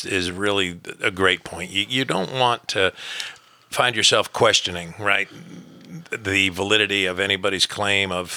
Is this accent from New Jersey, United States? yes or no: yes; New Jersey, United States; I grew up in New Jersey